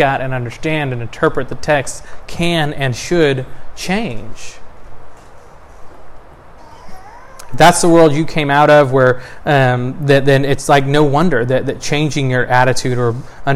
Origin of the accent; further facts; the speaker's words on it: Texas, United States; I was born in Texas in December 1987